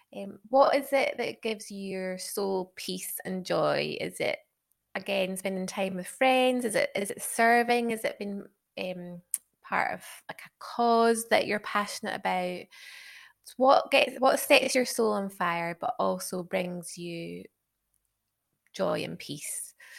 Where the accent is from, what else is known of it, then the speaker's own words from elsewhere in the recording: Isle of Skye, Scotland, United Kingdom; accent: Scottish; moved away as an adult; also born or lived in Glasgow; now in Sheffield, United Kingdom; I'm obviously from Scotland, as you can probably tell by the accent. Grew up on the Isle of Skye, then lived in Glasgow for a long time